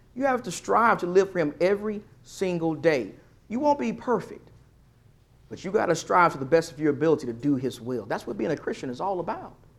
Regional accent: East Texas, United States; when I was a young boy, growing up around the Lord's people in East Texas

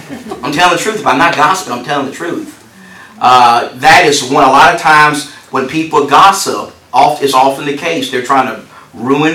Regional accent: Texas, United States; I come from Texas where that's death row capital right there

